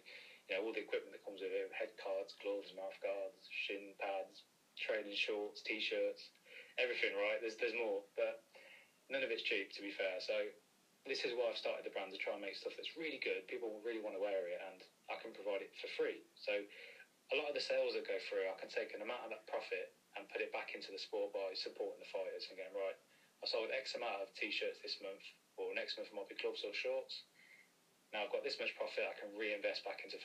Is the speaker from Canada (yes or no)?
no; Coventry, West Midlands, United Kingdom; I'm from Coventry as well